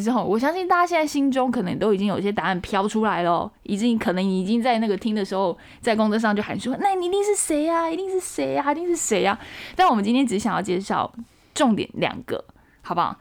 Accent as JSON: {"language": "Chinese", "country": "Taiwan", "said": "让泰国人看一下我们台湾人身材很好啊"}